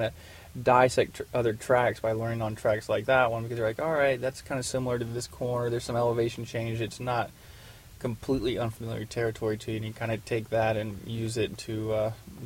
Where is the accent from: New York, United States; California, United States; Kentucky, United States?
Kentucky, United States; Louisville; Growing up in Louisville, Kentucky